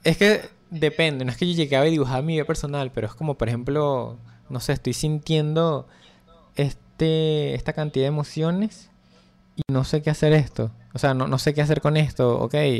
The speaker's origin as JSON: {"language": "Spanish", "country": "Venezuela", "said": "Soy un ilustrador venezolano"}